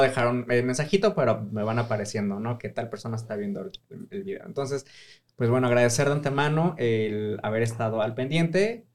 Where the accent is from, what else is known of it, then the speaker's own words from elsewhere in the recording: Mexico City, Mexico; soy de Ciudad de México